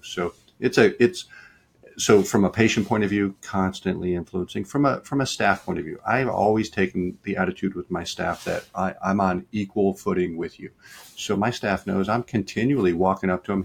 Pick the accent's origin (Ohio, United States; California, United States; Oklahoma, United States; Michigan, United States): Michigan, United States; Detroit; now in Richmond, United States; I grew up in Detroit.